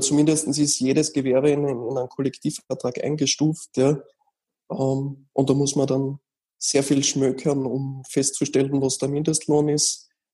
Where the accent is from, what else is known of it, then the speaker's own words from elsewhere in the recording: Austria; bei uns in Österreich